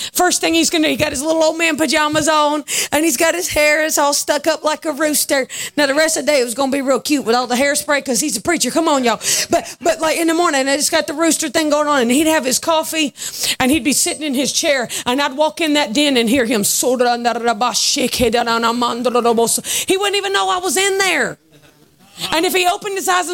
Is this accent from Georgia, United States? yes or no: yes; Augusta, Georgia, United States; I grew up in a church in Augusta, Georgia